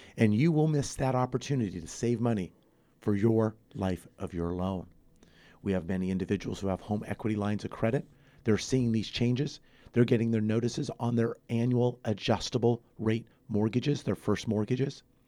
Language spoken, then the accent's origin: English; San Fernando Valley, Southern California, United States; born or raised there; also born or lived in Santa Barbara / Ventura County